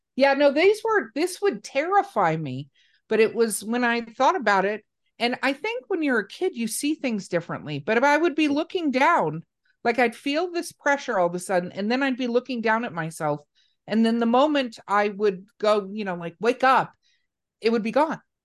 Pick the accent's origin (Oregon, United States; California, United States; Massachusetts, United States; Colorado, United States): California, United States; Los Angeles; I grew up in Hollywood, California